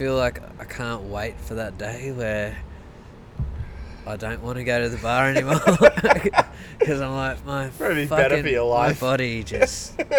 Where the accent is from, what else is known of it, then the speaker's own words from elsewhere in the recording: Goulburn, New South Wales, Australia; now in Melbourne, Australia; We actually grew up in Goulburn.